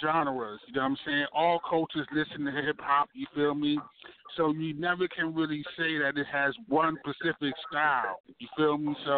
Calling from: Baltimore, Maryland, United States; I'm calling from Baltimore, East Side, Zone 18

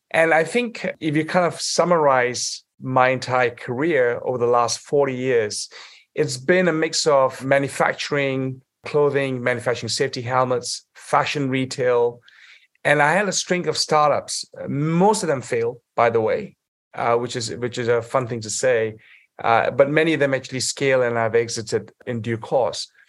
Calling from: Saudi Arabia; I'm actually calling in from Saudi Arabia at the moment.

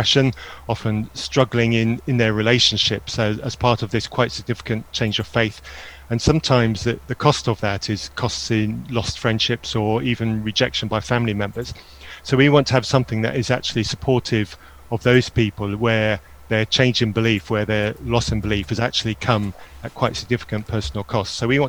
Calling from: Burnham-on-Sea, South West England, United Kingdom; I'm from Burnham-on-Sea, Somerset, UK.

